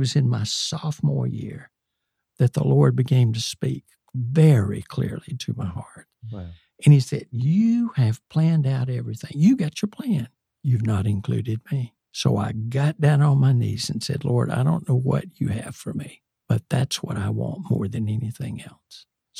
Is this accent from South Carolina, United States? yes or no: yes; South Carolina, United States; moved away as an adult; also born or lived in Dominican Republic / Richmond, Virginia; I grew up in South Carolina, much like some of your roots, David. Went to a rural Baptist church